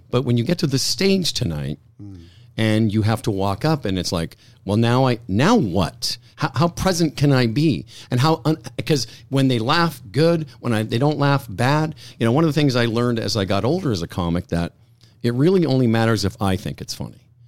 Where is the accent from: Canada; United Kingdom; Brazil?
Canada; Moose Jaw, Saskatchewan; moved away; those times in Moose Jaw in the sixties, having to do the Lord's Prayer and being the only Jewish kid I knew.